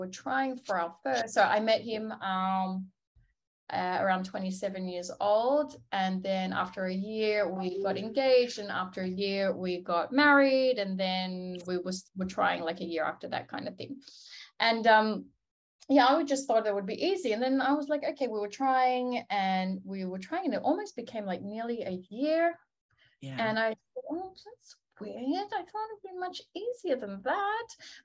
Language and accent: English; Australia; moved away as an adult; now in Tel Aviv, Israel; I'm originally from Australia